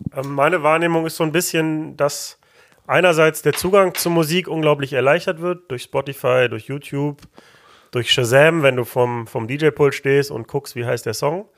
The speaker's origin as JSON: {"language": "German", "town": "Mülheim an der Ruhr", "region": "North Rhine-Westphalia", "country": "Germany", "tie": "born or raised there"}